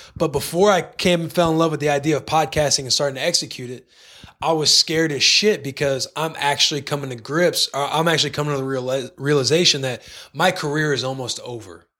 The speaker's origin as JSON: {"language": "English", "town": "Bonne Terre", "region": "Missouri", "country": "United States", "tie": "born or raised there", "moved": "yes", "said": "Hometown, Bonterre, Missouri."}